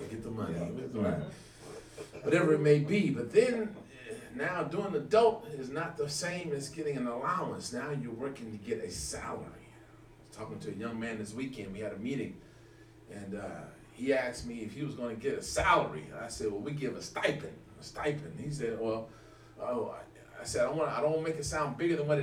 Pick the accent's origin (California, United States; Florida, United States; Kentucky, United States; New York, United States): California, United States; Los Angeles; I grew up in the Midwest in Los Angeles